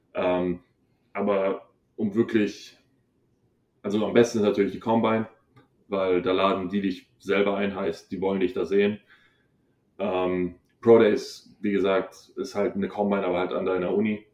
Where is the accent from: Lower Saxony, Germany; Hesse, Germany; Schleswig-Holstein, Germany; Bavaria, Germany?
Bavaria, Germany; Hohenbrunn; moved away as an adult; ich bin aus Hohenbrunn